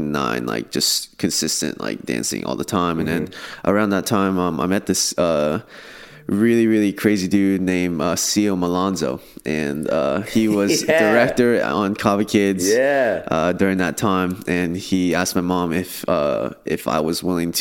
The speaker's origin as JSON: {"language": "English", "town": "Irvine", "region": "California", "country": "United States", "tie": "born or raised there", "said": "I grew up in Irvine, California. I'm a proud OC native right there"}